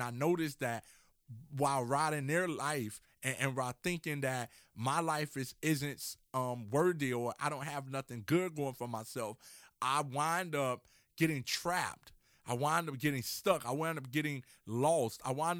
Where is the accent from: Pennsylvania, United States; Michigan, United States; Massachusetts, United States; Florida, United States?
Florida, United States; Miami; And so for myself, I'm from Miami, Florida.